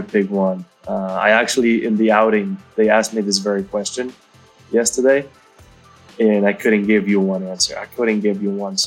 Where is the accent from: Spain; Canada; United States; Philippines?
Spain; northern Spain; I come from Spain, but I didn't grow up in a sunny area.